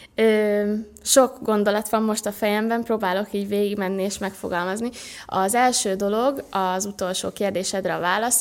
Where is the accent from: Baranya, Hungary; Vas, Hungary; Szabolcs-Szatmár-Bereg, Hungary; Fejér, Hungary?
Baranya, Hungary; Pécs; moved away as an adult; now in Budapest, Hungary; felköltöztem Budapestre, mert ugye Pécsen születtem